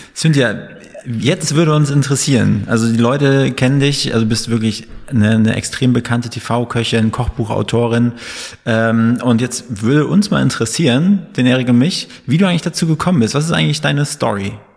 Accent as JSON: {"language": "German", "region": "Northern Germany", "country": "Germany", "moved": "as an adult", "lives_now": "Berlin, Germany"}